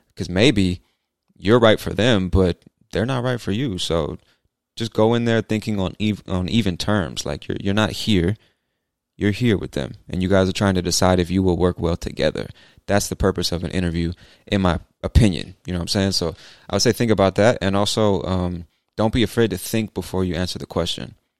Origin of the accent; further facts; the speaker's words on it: California, United States; now in Georgia, United States; I'm from the U S, but I've lived in a bunch of different cities. So, I spent the first half of my life in California and the second half in Georgia.